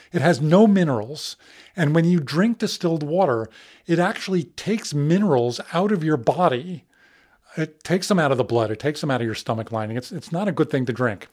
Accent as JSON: {"language": "English", "town": "New York City", "region": "New York", "country": "United States", "tie": "born or raised there", "said": "I grew up in New York City"}